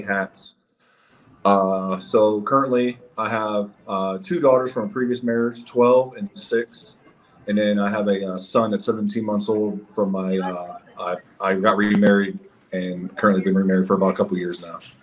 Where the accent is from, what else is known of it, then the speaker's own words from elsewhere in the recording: Steubenville, Ohio, United States; moved away as an adult; also born or lived in Fayetteville, North Carolina / Germany; now in Prescott, United States; I'm originally from um, Steubenville, Ohio.